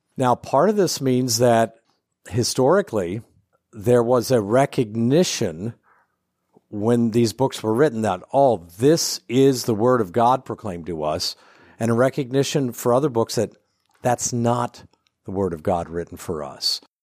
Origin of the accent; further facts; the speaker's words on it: Ohio, United States; also born or lived in Indiana / Kentucky / Illinois / Michigan; now in Chicago, United States; I grew up in Ohio, so I'm kind of a Midwest boy in the eastern end of the Midwest.